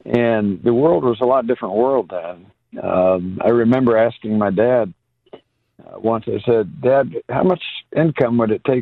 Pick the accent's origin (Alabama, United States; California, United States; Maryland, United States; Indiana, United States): Indiana, United States; the town where I grew up in Indiana